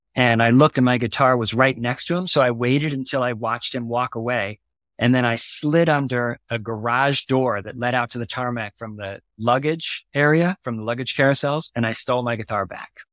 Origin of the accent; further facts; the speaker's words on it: New York City, New York, United States; also born or lived in New Haven, Connecticut; I moved to, uh, Brooklyn